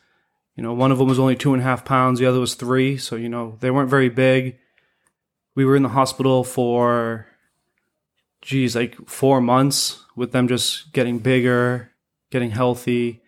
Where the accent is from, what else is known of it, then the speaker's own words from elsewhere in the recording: Portsmouth, New Hampshire, United States; now in Sanford, United States; Yeah, so I live down the street from Sanford Grappling Club, you know, and I'm originally from Portsmouth, New Hampshire.